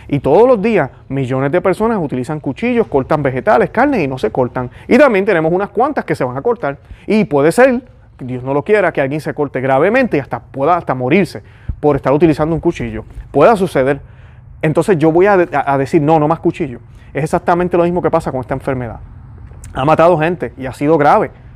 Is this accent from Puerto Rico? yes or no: yes; Puerto Rico; los puertorriqueños somos puertorriqueños, eso nos hace hermanos, porque tenemos en común una tierra, tenemos en común una patria